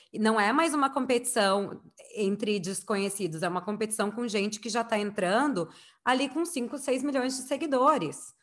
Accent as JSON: {"language": "Portuguese", "region": "Rio Grande do Sul", "country": "Brazil", "said": "eu sou gaúcha"}